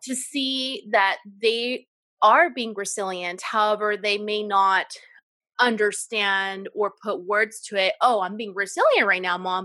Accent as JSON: {"language": "English", "area": "Central Valley", "region": "California", "country": "United States", "said": "we are from the United States and from California, Central Valley specifically"}